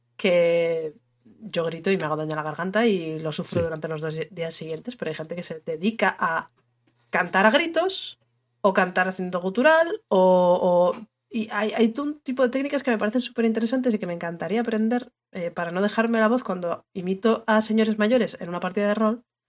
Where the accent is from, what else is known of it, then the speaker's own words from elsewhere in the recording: northern Spain, Spain; de toda la vida en el norte lo hemos llamado Irrinchi